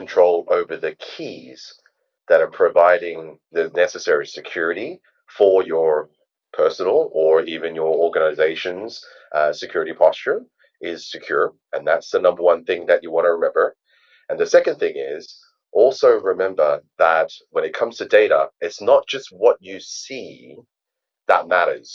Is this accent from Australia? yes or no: yes; Australia; I am Australian, and hence why my accent is a little bit strange.